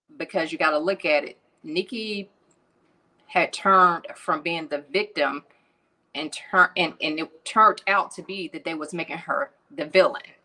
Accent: Atlanta, Georgia, United States; I'm originally from Atlanta

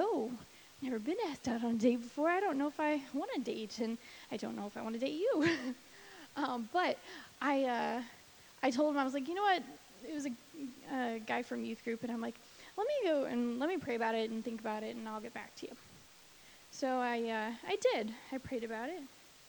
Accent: St. Louis, Missouri, United States; moved away as an adult; now in Florida, United States; I was born in Florida, but I only lived here until I was 4. My dad was in the Air Force, and then he got out and was raised mostly in, like, St. Louis, Missouri area

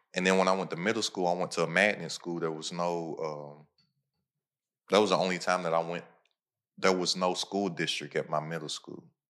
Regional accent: Lexington, Kentucky, United States; Lexington, Kentucky. That's where I'm from. That's my hometown, horse capital of the world.

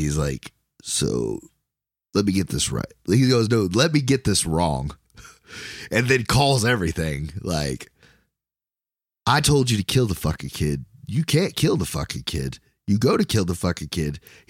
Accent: Ireland; Yeah. Good on you, man. I'm Irish. What about it?

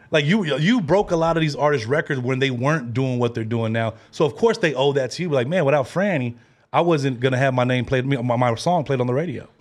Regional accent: Bay Area, California, United States; We came from the Bay Area

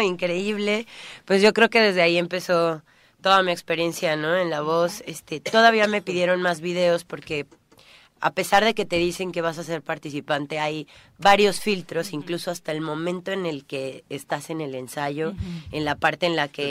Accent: Cuernavaca, Morelos, Mexico; moved away as an adult; now in Tulum, Mexico; soy de aquí, soy de Cuernavaca, tengo un gran, una gran parte de mi corazón aquí.

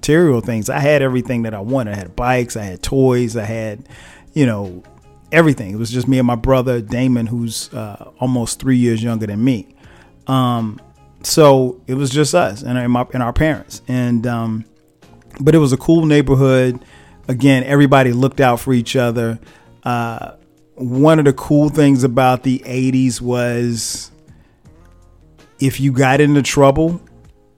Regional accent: Florence, South Carolina, United States; also born or lived in New Jersey; I grew up in a small town, a place called Florence, South Carolina

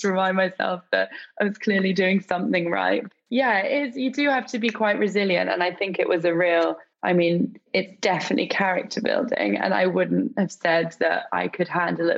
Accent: England, United Kingdom; I'm obviously English

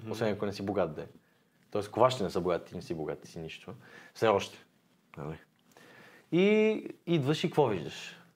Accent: Sofia, Sofia City, Bulgaria; Като знам, че съм от Иван Вазов, ми лъха на чест.

